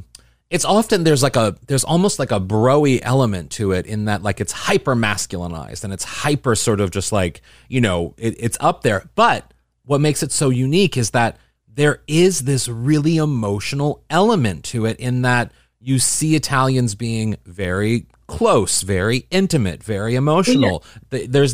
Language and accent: English; Midwest, United States; I'm total Midwesterner